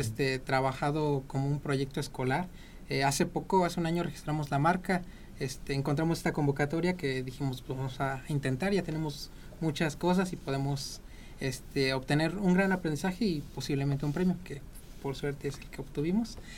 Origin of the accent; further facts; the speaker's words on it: Amealco, Querétaro, Mexico; Nosotros somos de Amialco